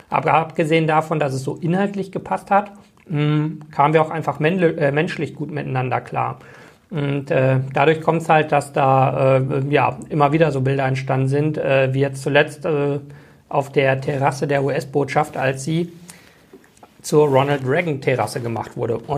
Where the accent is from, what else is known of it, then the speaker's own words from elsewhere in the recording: Bochum, North Rhine-Westphalia, Germany; das ist größer als äh, meine Heimatstadt Bochum.